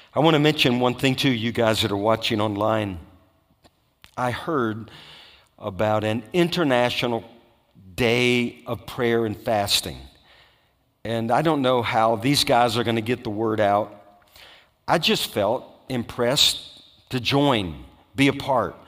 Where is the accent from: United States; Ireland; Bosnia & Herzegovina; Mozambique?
United States; Louisiana; I grew up in Louisiana